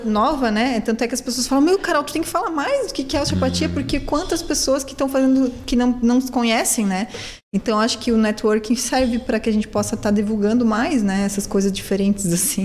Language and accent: Portuguese; Blumenau, Santa Catarina, Brazil; Blumenau eu acho também, é minha cidade natal